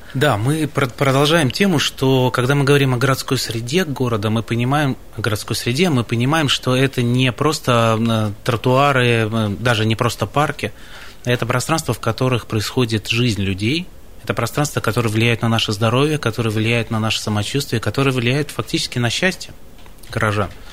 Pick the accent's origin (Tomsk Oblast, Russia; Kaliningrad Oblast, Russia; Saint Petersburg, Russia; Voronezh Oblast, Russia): Kaliningrad Oblast, Russia; Baltiysk; moved away; Совсем не красноярец. Я из самого западного города страны, из города Балтийска